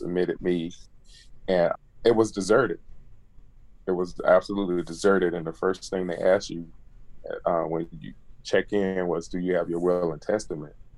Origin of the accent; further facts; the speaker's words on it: Jackson, Mississippi, United States; now in College Park, United States; I'm originally from Jackson, Mississippi, and I went to academic and performing art school